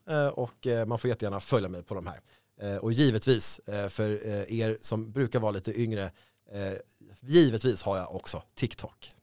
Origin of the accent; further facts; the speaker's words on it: Stockholm, Stockholm County, Sweden; jag är född i Stockholm. Eh, det här är liksom min stad